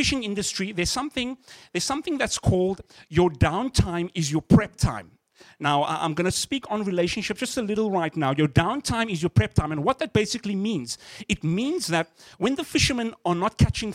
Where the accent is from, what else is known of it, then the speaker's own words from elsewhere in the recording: Cape Town, Western Cape, South Africa; moved away as an adult; now in Canada; I'm from South Africa, from Cape Town specifically. And I remember coming to Canada 4 years ago